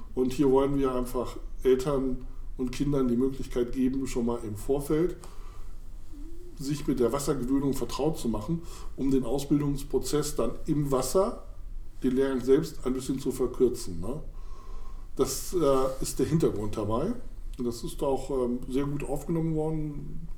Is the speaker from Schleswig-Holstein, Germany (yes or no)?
no; Weserbergland, near Holzminden, Lower Saxony, Germany; also born or lived in Hamburg / Mainz / Oelde; now in Hannover, Germany; Ich bin aufgewachsen im Weserbergland in der Nähe von Holzminden